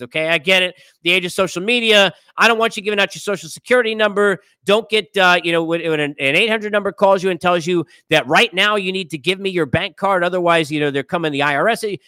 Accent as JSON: {"language": "English", "region": "New York", "country": "United States", "tie": "born or raised there", "said": "growing up in New York, being a Met fan"}